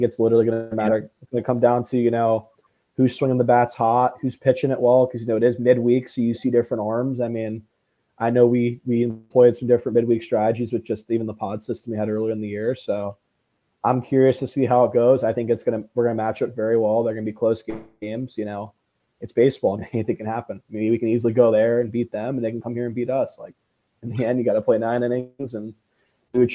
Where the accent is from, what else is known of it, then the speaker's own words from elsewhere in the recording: Florida, United States; I remember going to Miami games growing up